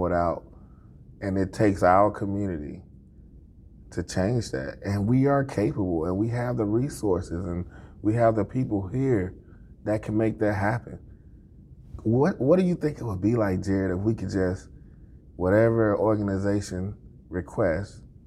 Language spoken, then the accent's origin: English; Mississippi, United States; moved away as an adult; now in Springfield, United States; I'm originally from Mississippi. I was born and raised